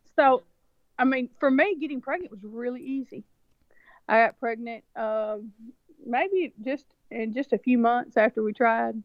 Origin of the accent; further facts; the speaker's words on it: rural West Tennessee, United States; also born or lived in China; I was born, raised, reared, the whole thing right here in, in, in Tennessee